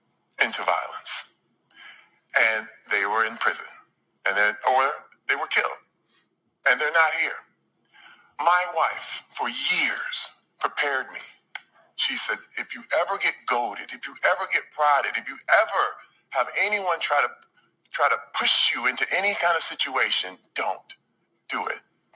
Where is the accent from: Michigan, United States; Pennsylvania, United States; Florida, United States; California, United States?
Michigan, United States; Flint; I'm from Flint, Michigan.